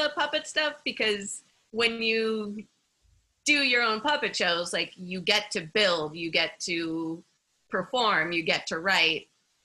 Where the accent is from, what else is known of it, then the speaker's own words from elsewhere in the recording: Minneapolis, Minnesota, United States; I grew up in Minneapolis, which is a really great city for